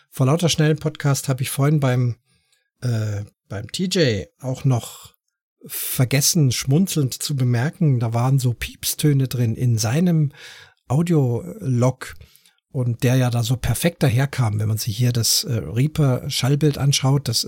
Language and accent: German; Munich, Bavaria, Germany; born there; Ich äh, komme ja selber, bin ja gebürtiger Münchner, auch wenn ich jetzt nicht so schön bayerisch sprechen kann wie Buttenchor